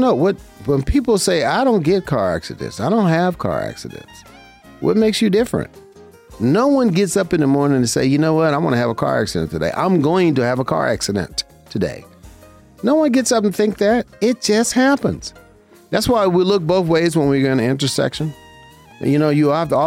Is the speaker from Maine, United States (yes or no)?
no; Las Vegas, Nevada, United States; I've been here in my hometown, Las Vegas, Nevada